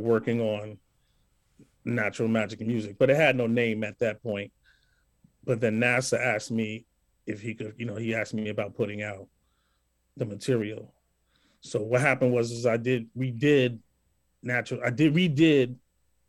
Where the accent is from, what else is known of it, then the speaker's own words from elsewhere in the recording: New York City, New York, United States; we're from the same hometown